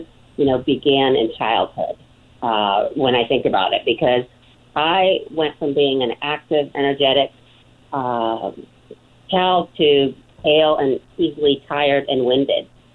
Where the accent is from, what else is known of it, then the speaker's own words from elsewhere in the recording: Greece; moved away; I was born and raised in Greece